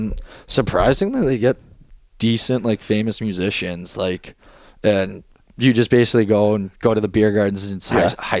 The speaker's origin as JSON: {"language": "English", "area": "Edmonton area", "region": "Alberta", "country": "Canada", "tie": "born or raised there", "moved": "yes", "said": "my hometown is Edmonton"}